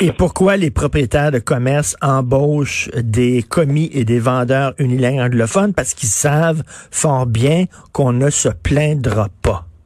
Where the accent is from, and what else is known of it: Quebec, Canada